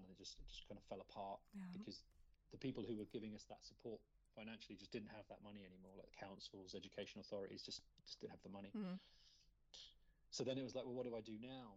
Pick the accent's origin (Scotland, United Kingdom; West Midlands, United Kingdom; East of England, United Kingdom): East of England, United Kingdom; Luton; I'm from Luton, and when I doing my undergrad, kind of just started making films with a friend I'd met at college in Luton